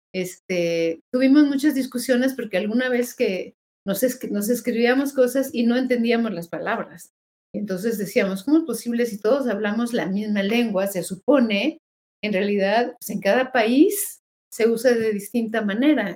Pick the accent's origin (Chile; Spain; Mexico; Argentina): Mexico; todos somos mexicanos